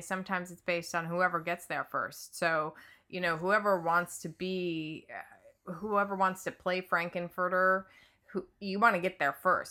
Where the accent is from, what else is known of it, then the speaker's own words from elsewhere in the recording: Midwest, United States; moved away as an adult; now in Los Angeles, United States; I grew up in the Midwest